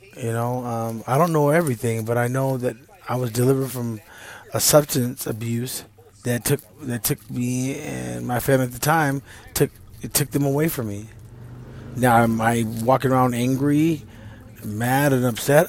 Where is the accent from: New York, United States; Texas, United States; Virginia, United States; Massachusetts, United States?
Texas, United States; East; I'm from Texas and uh, East Texas. They call it Deep East Texas